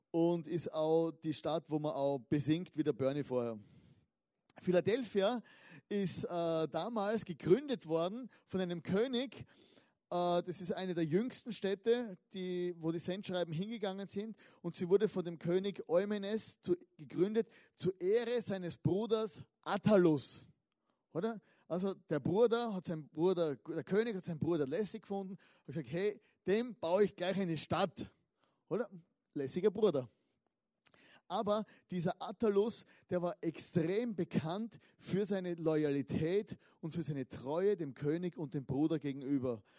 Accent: Styria, Austria; Oder ich komme aus der Südsteiermark, ist auch ein berühmtes Weinanbaugebiet.

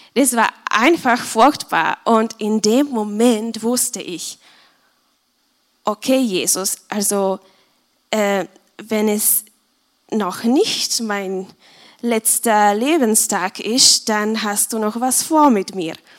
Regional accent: Czechia; moved away as an adult; now in Austria; ich komme aus Tschechien und ich bin seit dreieinhalb Jahren hier in Österreich

